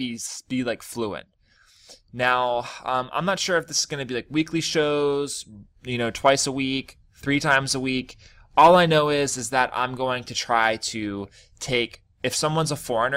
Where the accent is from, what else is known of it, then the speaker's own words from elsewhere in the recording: United States; I'm a foreigner, basically. I'm from America.